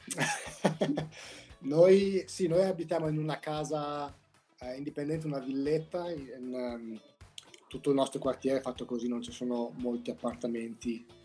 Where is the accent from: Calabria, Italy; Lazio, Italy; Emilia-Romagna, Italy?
Emilia-Romagna, Italy; moved away as an adult; now in United States; io poi sono romagnolo